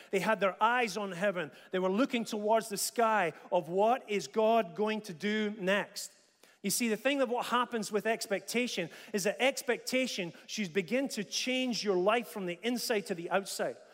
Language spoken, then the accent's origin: English; Dundee, Scotland, United Kingdom; When I was about five or six years old, uh, growing up in Dundee